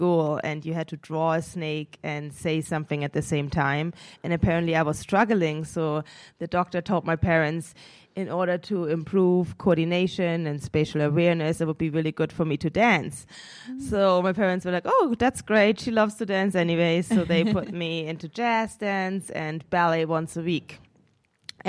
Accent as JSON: {"language": "English", "town": "Munich", "region": "Bavaria", "country": "Germany", "tie": "born or raised there", "moved": "yes", "said": "I'm originally from Munich, Germany. My mom is German. My dad is from Senegal, West Africa. I grew up in Munich"}